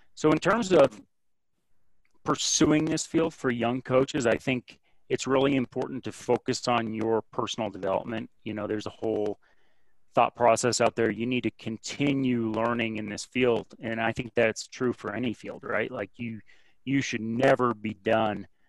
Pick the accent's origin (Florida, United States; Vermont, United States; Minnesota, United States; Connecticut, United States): Vermont, United States; Burlington; I grew up in Burlington, Vermont